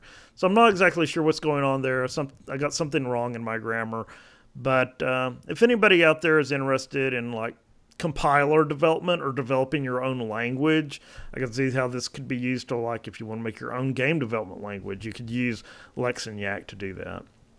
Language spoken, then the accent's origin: English; Georgia, United States; now in Oak Ridge, United States; But I'll just say I live in Oak Ridge, Tennessee. I'm from Georgia.